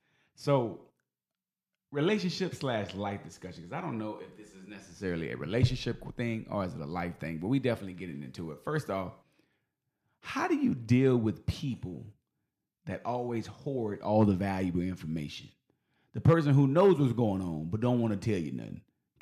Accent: Philippines; I'm Filipino, you Filipino, we're people.

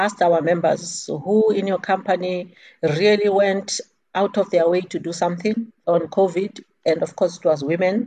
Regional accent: Eastern Cape, South Africa; I'm from the Eastern Cape.

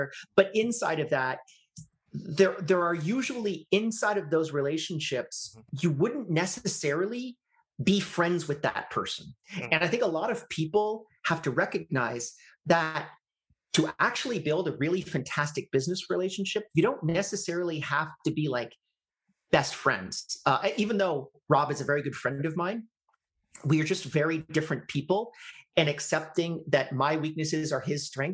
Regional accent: Canada; I'm Canadian

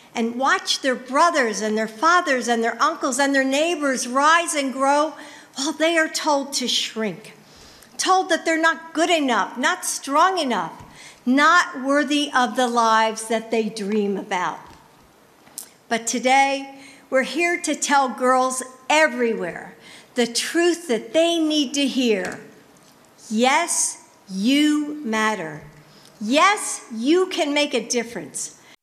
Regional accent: Bay Area, California, United States; growing up in the Bay Area

